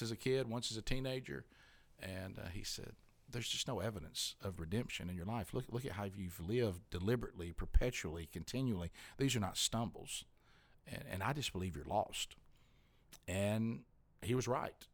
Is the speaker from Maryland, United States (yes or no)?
no; Alabama, United States; I'm from Alabama